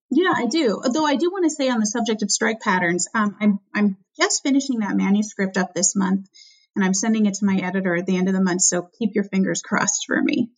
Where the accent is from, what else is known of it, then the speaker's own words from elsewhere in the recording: Albany, California, United States; my hometown, Albany, California